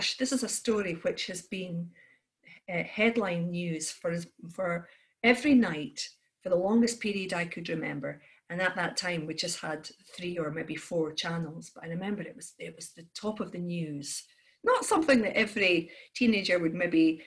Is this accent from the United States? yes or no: no; Aberdeen, Scotland, United Kingdom; also born or lived in Glasgow; as a child growing up in Aberdeen, you grow up with Grampian TV